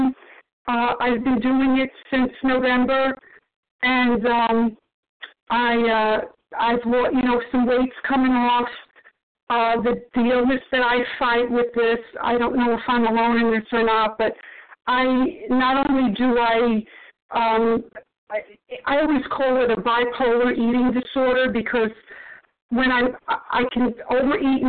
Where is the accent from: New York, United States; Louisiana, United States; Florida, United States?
New York, United States; New York City; You know, I grew up in New York City